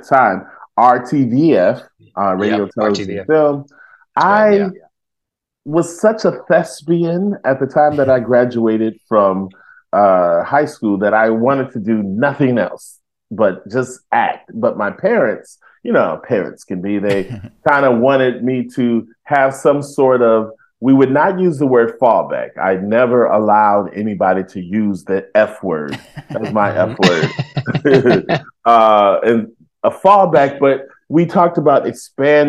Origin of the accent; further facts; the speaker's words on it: Denver, Colorado, United States; also born or lived in Detroit, Michigan; I was born in Detroit, but from fourth grade on, we moved to Denver.